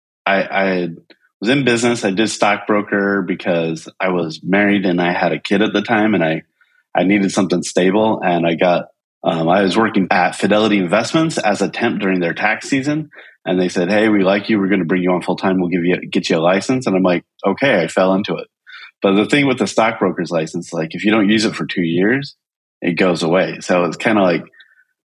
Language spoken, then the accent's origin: English; Utah, United States; moved away as an adult; also born or lived in upstate New York; I grew up in Utah